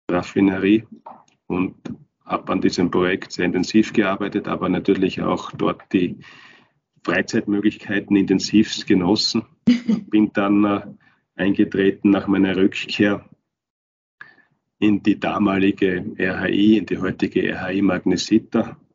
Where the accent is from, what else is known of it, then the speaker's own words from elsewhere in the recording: Turnau, Styria, Austria; also born or lived in Kapfenberg; Ich bin in Kapfenbeck geboren, bin aber in Turnau aufgewachsen und ich bin auch jetzt vor ein paar Wochen nach Turnau zurückgezogen an meinen Heimatort. Komme also aus der Obersteiermark, komme aus den Bergen